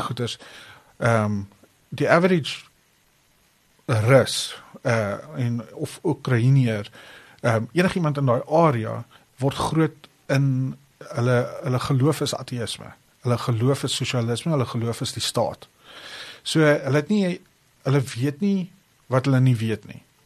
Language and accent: Afrikaans; Pretoria, Gauteng, South Africa; ek het groot geword hier in Pretoria